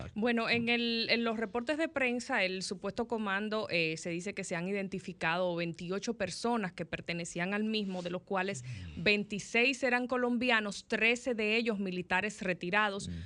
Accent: Dominican Republic; como dominicanos

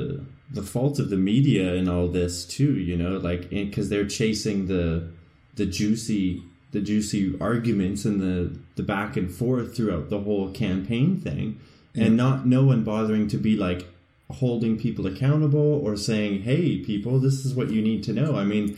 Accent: Canada; We're Canadian.

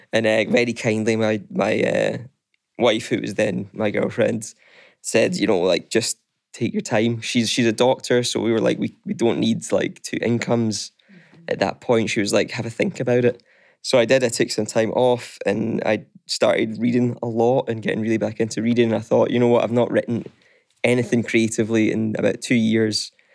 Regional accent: East Kilbride, Scotland, United Kingdom; now in Glasgow, United Kingdom; I'm from East Kilbride

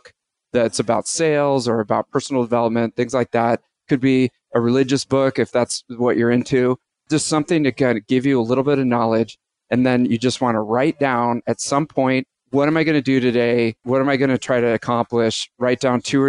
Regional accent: San Francisco, California, United States; I'm from San Francisco

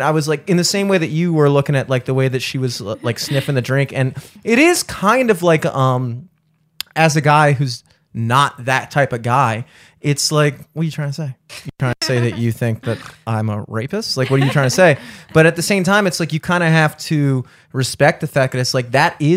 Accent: Towson, Maryland, United States; I grew up in Towson.

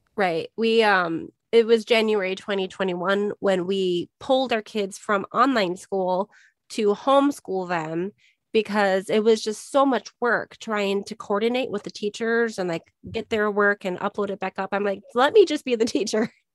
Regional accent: Minnesota, United States; now in Arizona, United States; I grew up in Minnesota

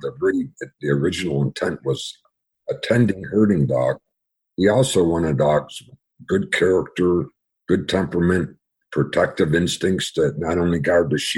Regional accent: Western New York, United States; I was born and raised in Western New York

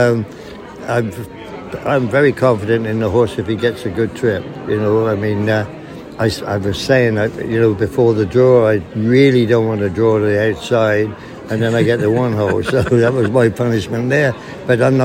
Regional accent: Cold Ash, South East England, United Kingdom; moved away as an adult; also born or lived in Kingsclere; now in Canada; Yes, I'm English. I came from just outside of Newbury, a little village called Cold Ash. And I rode ponies for a farmer in Kingsclear, just behind Park House, from when I was very young.

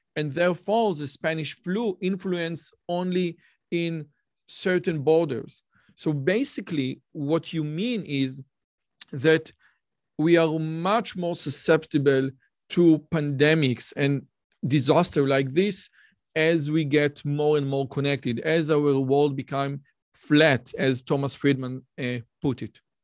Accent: Israel; I'm from Israel

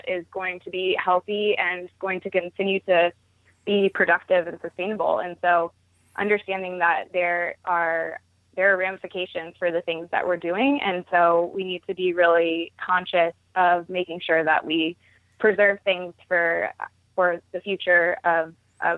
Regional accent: Baltimore, Maryland, United States; moved away as an adult; also born or lived in Durham, North Carolina; growing up in Baltimore

